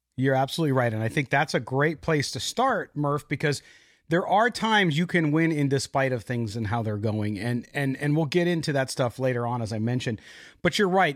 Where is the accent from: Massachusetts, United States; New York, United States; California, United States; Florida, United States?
California, United States; San Diego; I grew up in San Diego as a Padres fan